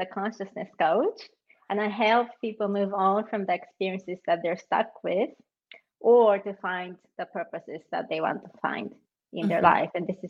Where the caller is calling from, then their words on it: Zurich, Switzerland; I'm joining you from Switzerland, Zurich.